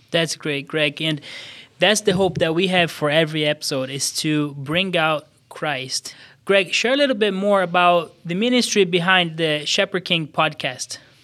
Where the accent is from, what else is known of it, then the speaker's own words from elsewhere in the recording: São Paulo, Brazil; moved away as an adult; now in Des Moines, United States; I was born in Brazil, southeast of Brazil, uh, São Paulo State, in a town of about six hundred thousand people